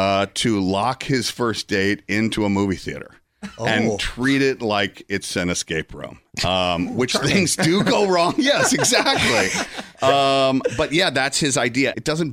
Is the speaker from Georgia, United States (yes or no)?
yes; Atlanta, Georgia, United States; Atlanta, Georgia, yeah.